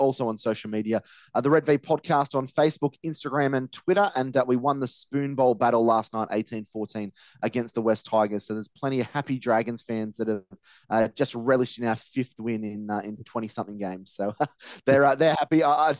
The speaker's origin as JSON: {"language": "English", "country": "Australia", "said": "that's probably the one thing I'm leaning on as an Australian fan"}